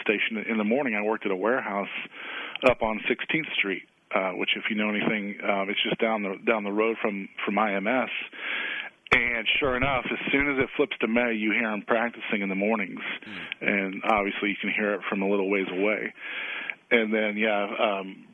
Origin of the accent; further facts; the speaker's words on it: Illinois, United States; also born or lived in Waco, Texas; now in Indianapolis, United States; I grew up in Illinois, and so my Chicago sports roots run deep